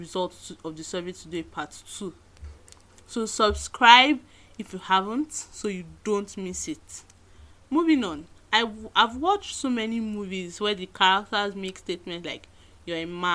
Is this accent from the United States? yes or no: no; Nigeria; being a Nigerian feminist